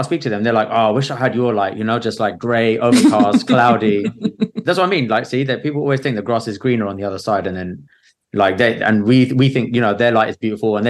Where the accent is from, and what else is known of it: England, United Kingdom